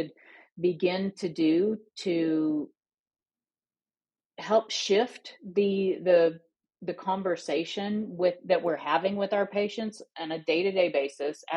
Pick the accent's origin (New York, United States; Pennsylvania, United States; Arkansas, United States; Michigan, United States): Arkansas, United States; Northeast; I live now in my hometown in Northeast Arkansas